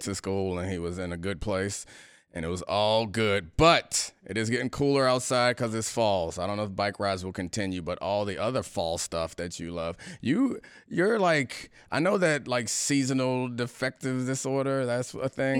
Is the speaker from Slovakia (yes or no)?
no; Baltimore, Maryland, United States; moved away; also born or lived in Washington, D.C. area; I'm from Baltimore, but when I got to D C, or the D C area from Maryland